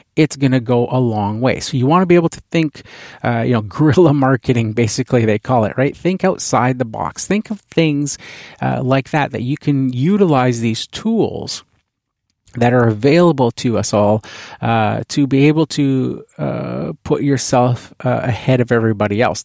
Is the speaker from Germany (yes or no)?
no; Canada; being Canadian here, uh, hockey is a huge, uh, the N H L team here is the, the, um, Vancouver Canucks